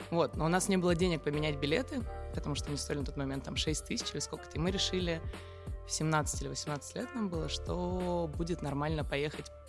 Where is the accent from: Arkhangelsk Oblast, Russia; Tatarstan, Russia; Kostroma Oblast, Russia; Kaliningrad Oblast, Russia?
Arkhangelsk Oblast, Russia; Arkhangelsk; Архангельска, да. Ага. И заведение было одно из самых таких но, э, нового формата для нашего маленького северного города.